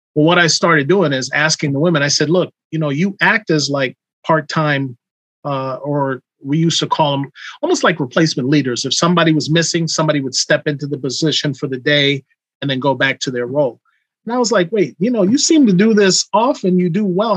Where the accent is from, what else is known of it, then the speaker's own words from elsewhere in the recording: New York City, New York, United States; I come from New York City riding from Queens on a train at age 16 to go to Brooklyn